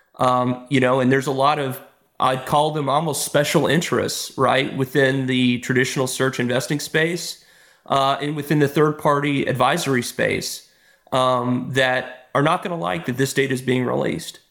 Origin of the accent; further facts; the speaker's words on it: Texas, United States; moved away; I'm from Texas originally